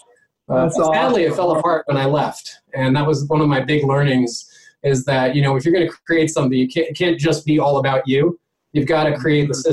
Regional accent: New York, United States; I was born in Manhattan in mid late 70s

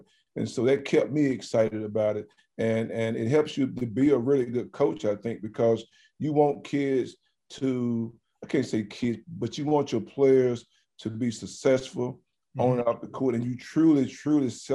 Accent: Alabama, United States; moved away as an adult; also born or lived in Bloomington, Indiana; we had a junior college in my hometown

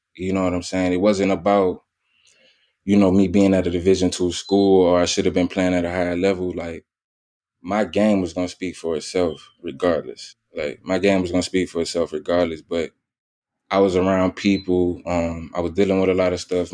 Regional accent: New Orleans, Louisiana, United States; born and raised in New Orleans, Louisiana

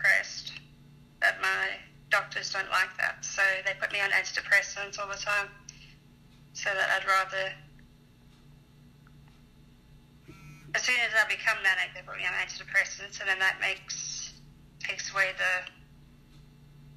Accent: South Africa; now in United Kingdom; I was born in South Africa

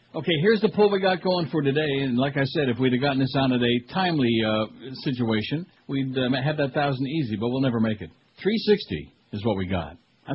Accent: Rochester, New York, United States; moved away; like Rochester. You know, what's the big deal with Rochester? It's a horseball town. When you live there, when you're a kid growing up there, you think, man, this is a big city

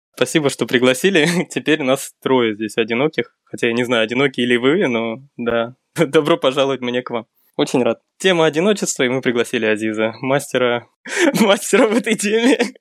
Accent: Karaganda, Karaganda Region, Kazakhstan; moved away as an adult; also born or lived in New York / California; now in Almaty, Kazakhstan; Я из Караганды родом, э, учился, в принципе, школу всё закончил здесь

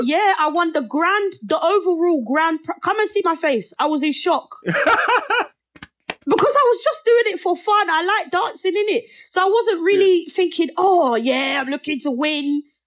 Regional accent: Nigeria; also born or lived in England; now in United States; I will show who I am and that I come from Nigeria and I'm English and I'm in America right now.

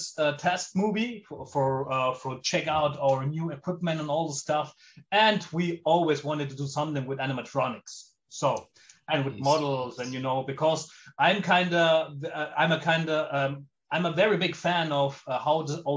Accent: Germany; I'm an Italian movie director born and living in Germany.

